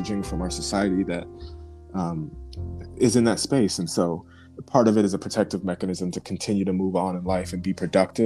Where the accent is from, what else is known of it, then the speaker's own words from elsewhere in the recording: United States; a person who grew up in America, born in America as a Black person